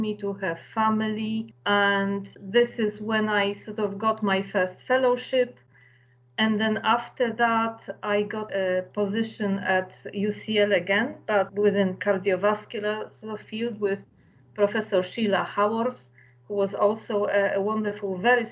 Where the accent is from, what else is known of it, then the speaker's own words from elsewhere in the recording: Kraków, Lesser Poland, Poland; moved away as an adult; now in London, United Kingdom; I was born in Poland, was brought up in a beautiful city of Kraków, which is in southern Poland